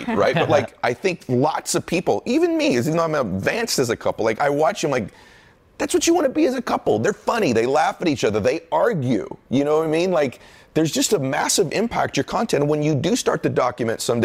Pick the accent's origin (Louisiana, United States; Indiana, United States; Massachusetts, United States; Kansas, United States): Massachusetts, United States; moved away; I'm from Massachusetts